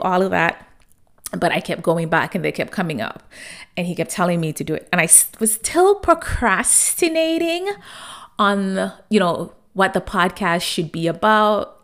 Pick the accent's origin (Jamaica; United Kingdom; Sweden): Jamaica; growing up in Jamaica, my grandmother had this saying